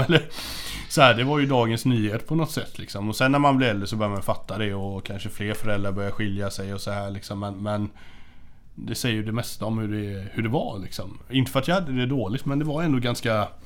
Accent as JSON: {"language": "Swedish", "town": "Hindås", "region": "Västra Götaland", "country": "Sweden", "tie": "born or raised there", "said": "jag växte upp i Hindås. Eh, som är, eh, ligger mellan eh, Göteborg och Borås"}